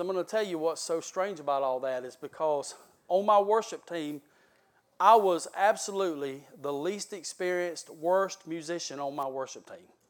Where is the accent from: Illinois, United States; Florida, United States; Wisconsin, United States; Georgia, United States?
Georgia, United States; South; I am from South Georgia